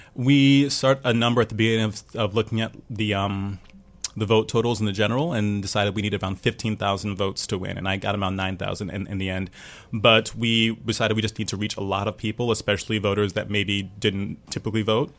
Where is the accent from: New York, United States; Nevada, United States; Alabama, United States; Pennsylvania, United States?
New York, United States; New York City; I'm a native New Yorker. I'm from Brooklyn originally, I'm um, from Prospect Heights